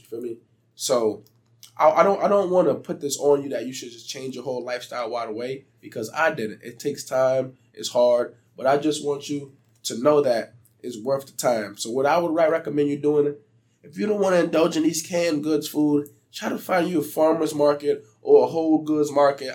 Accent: Beaufort, South Carolina, United States; growing up in South Carolina

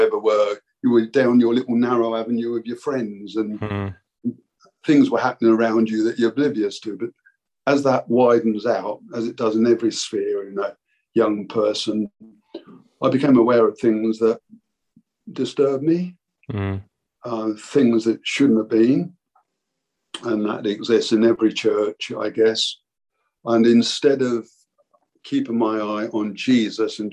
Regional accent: Canterbury, South East England, United Kingdom; moved away as an adult; also born or lived in Bristol; we moved away to Bristol from Canterbury, where I grew up.

